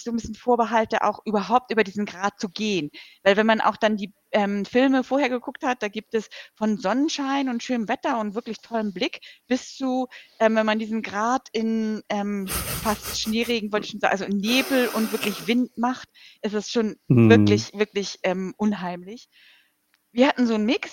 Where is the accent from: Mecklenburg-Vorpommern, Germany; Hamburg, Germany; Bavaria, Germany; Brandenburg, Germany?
Hamburg, Germany; ich komme halt aus Hamburg hier